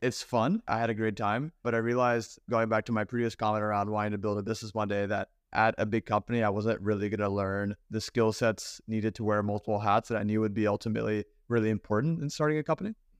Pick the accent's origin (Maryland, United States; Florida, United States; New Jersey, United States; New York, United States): Maryland, United States; Baltimore; I grew up in Baltimore